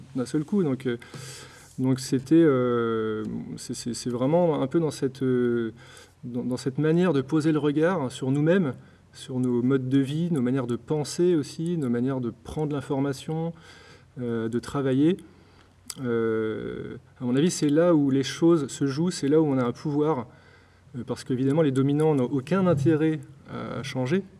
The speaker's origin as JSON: {"language": "French", "town": "Blois", "region": "Centre-Val de Loire", "country": "France", "tie": "born or raised there", "also_born_or_lived": "Nantes / Lyon", "moved": "yes", "lives_now": "Brittany, France", "said": "j'ai grandi à Blois, dans le Loir-et-Cher."}